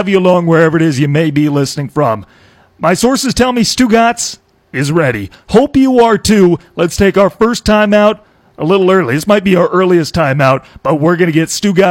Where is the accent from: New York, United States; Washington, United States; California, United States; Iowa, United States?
Iowa, United States; I grew up in Iowa